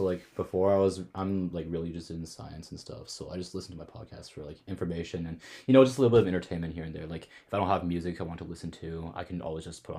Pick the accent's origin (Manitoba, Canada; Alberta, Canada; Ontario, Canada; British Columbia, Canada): Alberta, Canada; Calgary; moved away as an adult; now in London, Canada; I'm from Calgary, Alberta, and I'm a third year student at Western University